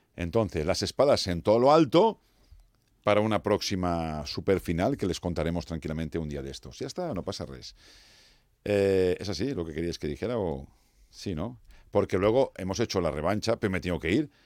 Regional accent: Valencian Community, Spain; los valencianos

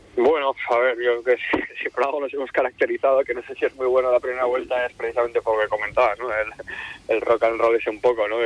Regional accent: San Sebastián, Basque Country, Spain; now in Santander, Spain; soy de Donosti

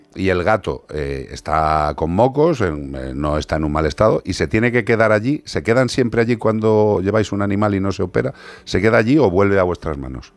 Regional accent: Ourense, Galicia, Spain; en Ourense, en mi tierra.

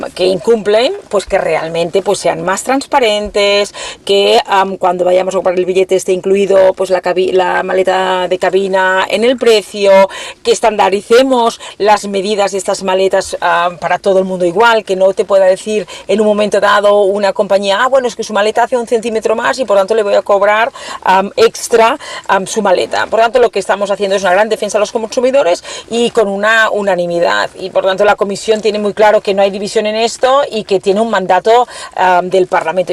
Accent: Catalonia, Spain; como catalana

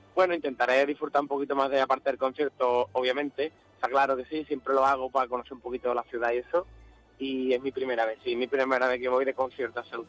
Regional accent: Andalusia, Spain; un poquito de nuestra cultura, un poquito de Andalucía

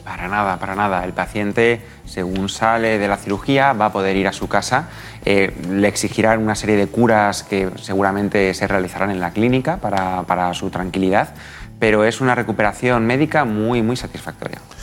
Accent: Guadalajara, Castilla-La Mancha, Spain; soy de Guadalajara

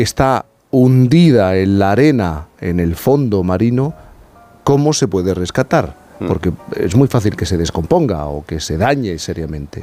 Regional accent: Cádiz, Andalusia, Spain; yo soy gaditano

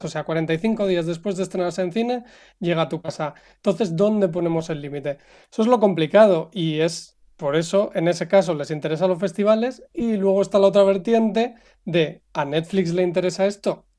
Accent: Spain; como español

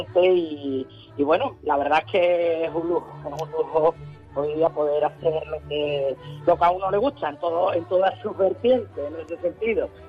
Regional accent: La Línea de la Concepción, Andalusia, Spain; also born or lived in Seville; me hace ver dónde nací, me hace ver de dónde vengo

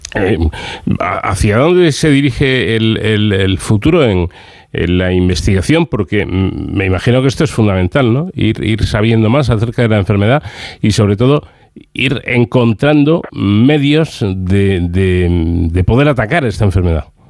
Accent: Ávila, Castile and León, Spain; tengo a alguien de, mi tierra

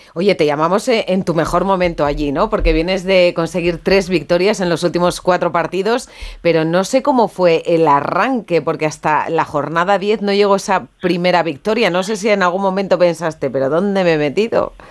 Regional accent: Miranda de Ebro, Castile and León, Spain; en mi tierra, Miranda

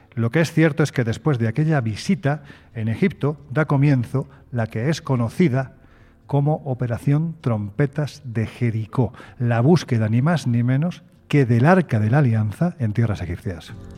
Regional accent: Jaén, Andalusia, Spain; soy un andaluz sin ninguna gracia

